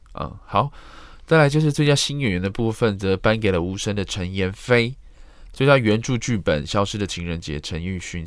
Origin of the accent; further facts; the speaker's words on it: Taiwan; 身为台湾人，或是身为在这个圈子里面工作的人